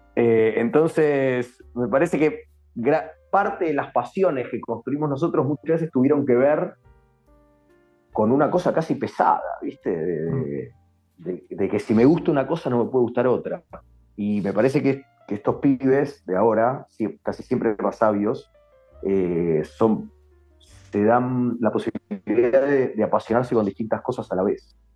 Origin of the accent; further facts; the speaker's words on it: Argentina; somos latinos y sobre todo para qué somos argentinos